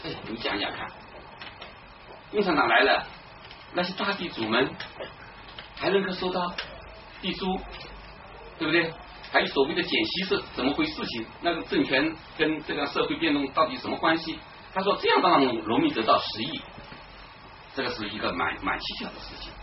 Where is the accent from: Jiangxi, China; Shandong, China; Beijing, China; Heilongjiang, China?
Jiangxi, China; 我们江西人